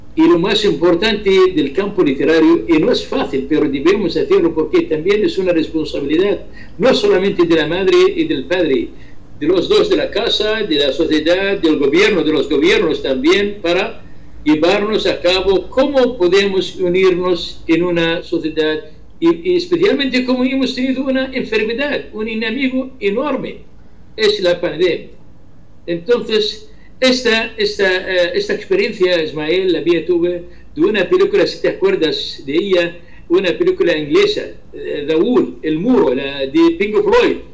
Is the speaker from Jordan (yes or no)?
yes; Ramtha, Irbid Governorate, Jordan; Spanish is a second language; desde Jordania, desde la frontera azul entre Jordania y Siria, es mi ciudad, se llama Arranza.